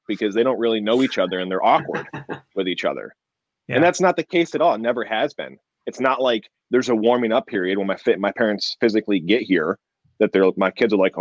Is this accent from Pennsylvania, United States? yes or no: no; New York, United States; now in California, United States; I live in California. I'm from New York. My whole family is still in New York